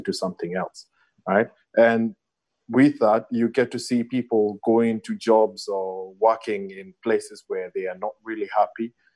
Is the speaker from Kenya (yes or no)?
yes; Kenya; as an African and more specifically as a Kenyan